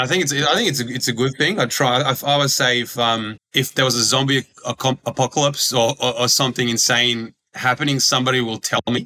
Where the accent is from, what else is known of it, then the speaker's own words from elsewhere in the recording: Australia; English is a second language; also born or lived in Croatia / Serbia; I grew up grew up in Australia in the school system here and and you know adjusted to to the Australian culture really quickly